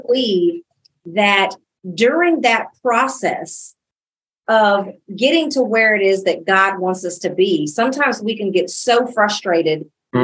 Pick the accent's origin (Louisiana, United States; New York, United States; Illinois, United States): Illinois, United States; moved away as an adult; now in Dallas, United States; I was born and raised in Illinois